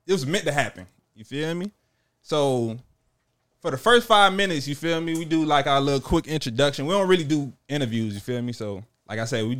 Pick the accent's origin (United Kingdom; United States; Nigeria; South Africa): United States; the South; Because I'm from the South.